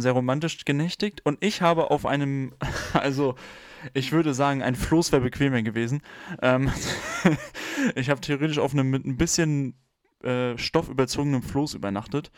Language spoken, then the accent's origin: German; Germany; where you come from. Und dann habe ich halt geantwortet, Germany